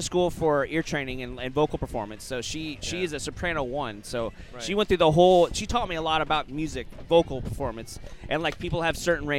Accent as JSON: {"language": "English", "town": "New Orleans", "region": "Louisiana", "country": "United States", "moved": "yes", "said": "I'm originally from New Orleans."}